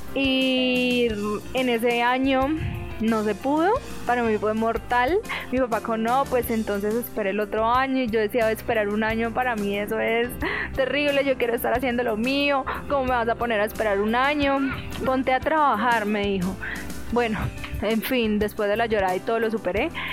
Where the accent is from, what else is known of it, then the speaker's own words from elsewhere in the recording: Villavicencio, Meta, Colombia; also born or lived in Itagüí, Antioquia, Colombia; yo nací en Itagüí, pero yo realmente nací allá es porque mi papá trabajaba en el aeropuerto de allá. Luego, después de un tiempo, eh, mi mamá pues se sentía muy sola ya porque realmente su familia estaba en Villavicencio y mi mamá decidió pues devolverse